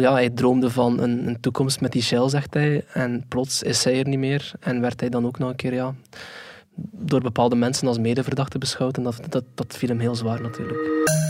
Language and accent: Dutch; Flanders, Belgium; bij ons in Vlaanderen